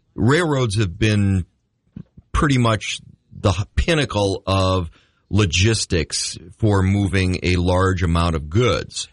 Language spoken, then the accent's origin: English; Red River Valley, North Dakota, United States; growing up in the River Valley of North Dakota